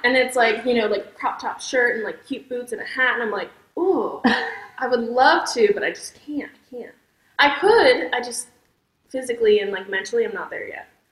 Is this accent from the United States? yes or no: yes; Millsboro, Delaware, United States; also born or lived in Milton, Delaware; I'm from Millsboro, which is okay. ten minutes from Milton. Okay. I went to school in Milton, though